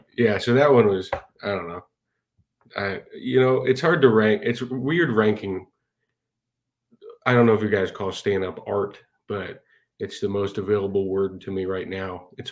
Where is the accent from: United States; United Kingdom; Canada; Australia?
United Kingdom; London; moved away as an adult; I'm originally from London, but I picked this one up when I was in college.